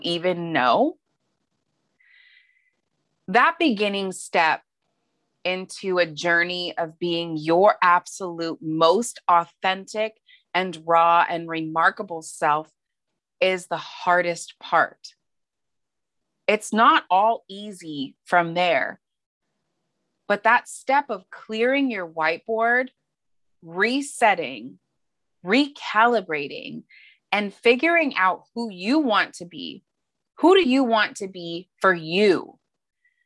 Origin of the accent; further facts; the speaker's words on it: Montana, United States; moved away as an adult; now in San Diego, United States; I am from Montana. That's where my mom's side of the family is. That's where I was from fourth grade through, you know, a couple years into college, from 9 to 21. I primarily lived in Montana.